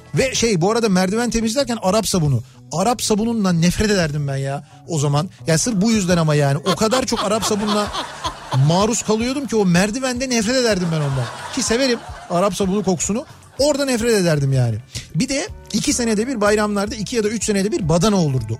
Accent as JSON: {"language": "Turkish", "region": "Istanbul", "country": "Turkey", "tie": "born or raised there", "said": "Yoktu bizim orada"}